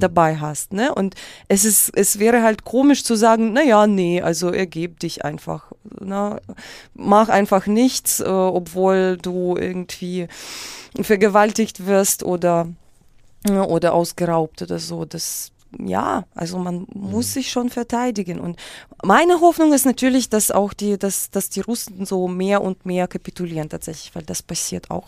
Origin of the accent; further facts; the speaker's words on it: Kyiv, Ukraine; first language Russian; German is a second language; moved away; also born or lived in Moscow; Dann bin ich mit meiner Mutter nach Kiew